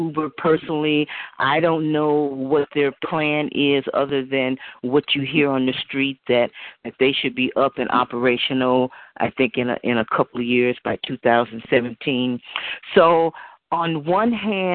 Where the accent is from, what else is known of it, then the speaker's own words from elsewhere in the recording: Oakland, California, United States; I was born and raised here in Oakland